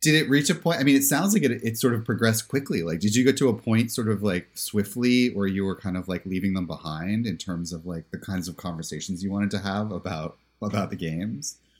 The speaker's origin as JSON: {"language": "English", "region": "Pennsylvania", "country": "United States", "said": "I'm from Pennsylvania"}